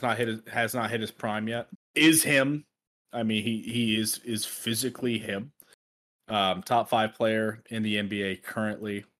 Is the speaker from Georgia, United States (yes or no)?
no; Dallas-Fort Worth, Texas, United States; growing up in the Dallas-Fort Worth area